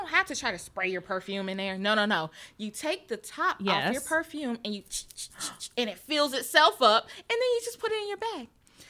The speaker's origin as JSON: {"language": "English", "region": "the South", "country": "United States", "said": "I'm from the South, girl."}